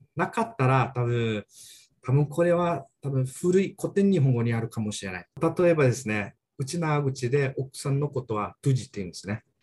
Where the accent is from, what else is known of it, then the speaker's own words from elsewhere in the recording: Brazil; first language Portuguese; Japanese is a second language; moved away as an adult; now in Okinawa, Japan; ブラジルで生まれてブラジルで育ったんですけど